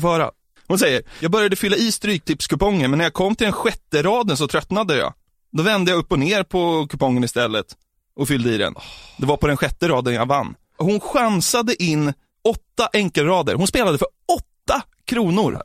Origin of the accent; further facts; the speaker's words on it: outside Norrtälje, Stockholm County, Sweden; utanför Norrtälje så finns det, ett, där, där jag kommer ifrån